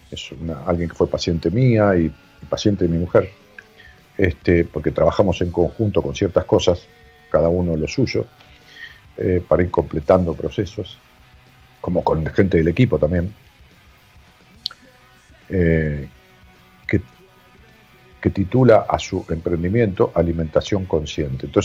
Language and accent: Spanish; San Fernando del Valle de Catamarca, Catamarca, Argentina; De Catamarca Capital.